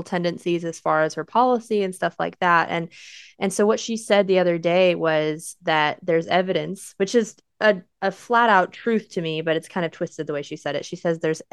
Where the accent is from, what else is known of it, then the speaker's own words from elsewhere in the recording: United States; we're American